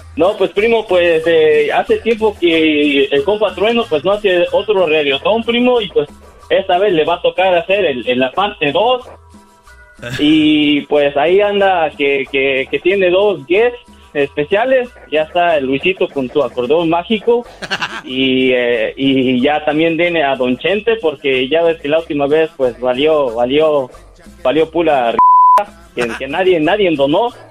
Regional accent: Puebla, Mexico; nacido en Puebla

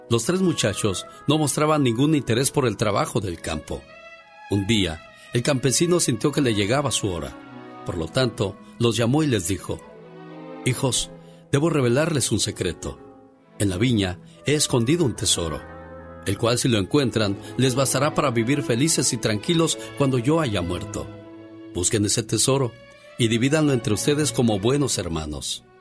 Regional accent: Tamaulipas, Mexico; moved away

